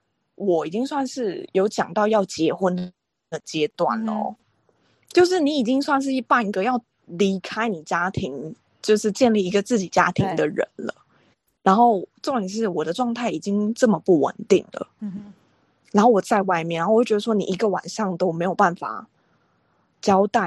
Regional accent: Taiwan; 我是台湾人。

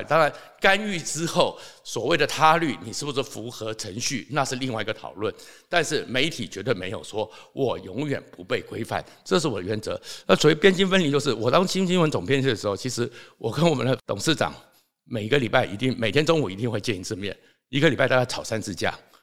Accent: Taoyuan, Taiwan; 我是桃园人，所以又跟刘邦友认识

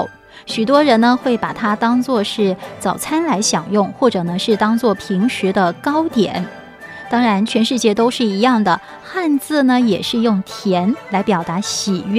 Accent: Yongding, Fujian, China; moved away; 我要带着各位朋友到我的老家去体验一下呢，在过年期间的一道非常特别的美食，它的名字叫做发板。谈到发板呢，是我们客家人过年啊常吃的一个糕品。

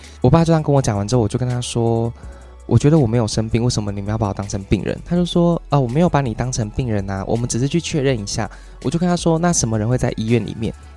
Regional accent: Taiwan; 我很热衷于让大家知道我是台湾人

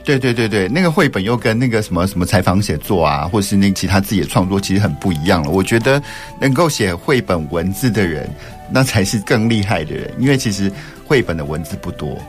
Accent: Wufeng, Taichung, Taiwan; 也是算是我的故乡啦，因为我，呃，我妈妈就是雾峰人，那所以从小的童年呢，常常都在雾峰长大的

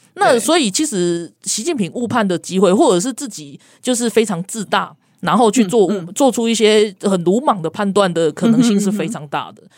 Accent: Taiwan; moved away; 然后我们台湾人就是要告诉你，我们反对这种事情

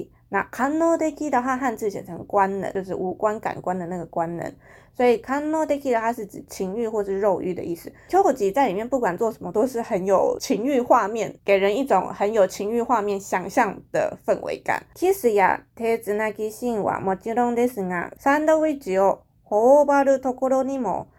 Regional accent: Taiwan; 我觉得日本人他们的形容有一些东西真的是看得很细节，就是那个角度视野，可能我们台湾人是不会注意到。

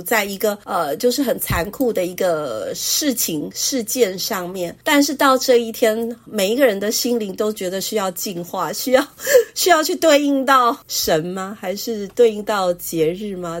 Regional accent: Taiwan; 为什么我们台湾人都都好像就是糖果？

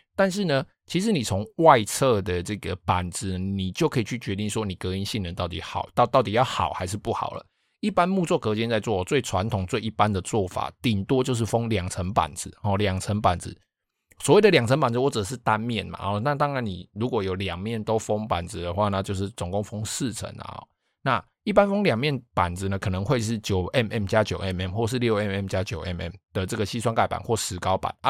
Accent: Taiwan; 我们台湾人

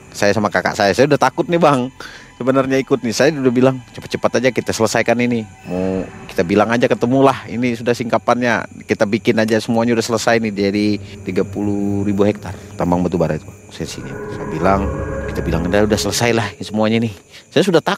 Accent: Kalimantan, Indonesia; namanya kita nih orang Dayak juga kan Kalimantan ini kan ada juga yang berani-beranilah begitu ya kan

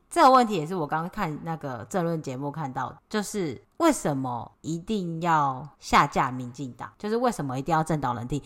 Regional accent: Taiwan; 我们都是台湾人

